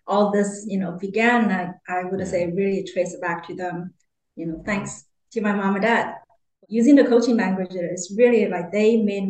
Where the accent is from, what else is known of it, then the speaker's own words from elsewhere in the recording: Wuhan, Hubei, China; English is a second language; moved away as an adult; also born or lived in Vancouver, Canada / Mobile, Alabama; I spent my first 20 years in Wuhan, China. And then I moved to Vancouver, Canada to pursue a higher education and learn English